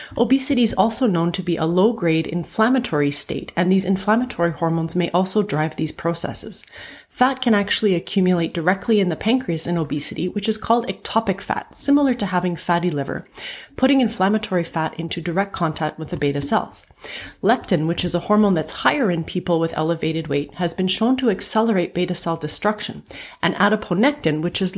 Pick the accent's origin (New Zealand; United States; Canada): Canada; I'm a Canadian physician